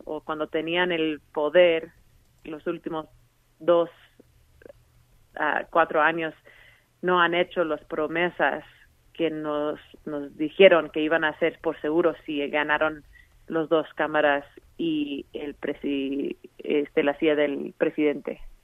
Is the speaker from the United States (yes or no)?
yes; Colorado, United States; yo misma como latina aquí que ha vivido en Colorado toda mi vida